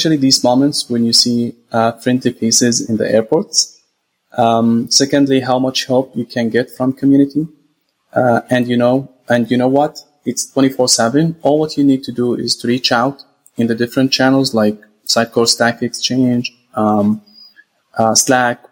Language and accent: English; Jordan; also born or lived in Saudi Arabia / Gaza, Palestine; I'm originally from Gaza, Palestine. I was born in Saudi Arabia and raised in Jordan.